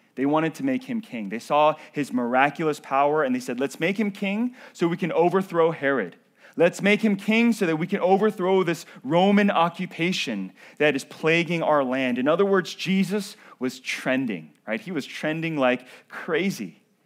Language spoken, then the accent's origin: English; North Carolina, United States; born or raised there